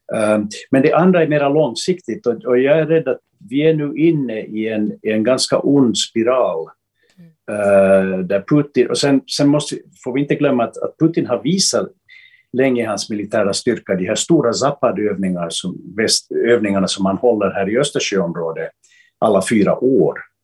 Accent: Finland; som finländare

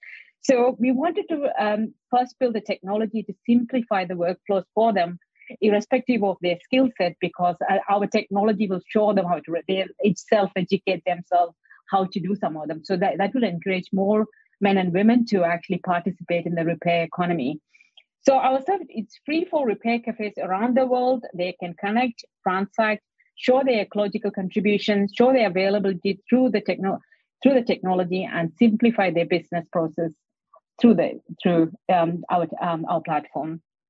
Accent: India; So I came from India, so I'm normally all the corner shop, there'll be a repairer.

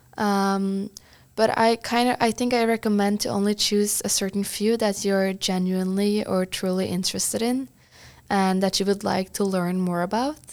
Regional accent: Trysil, Innlandet, Norway; moved away as an adult; also born or lived in Bergen, Norway; now in San Francisco, United States; I'm from Norway's biggest ski resort but tiny village called Trysil

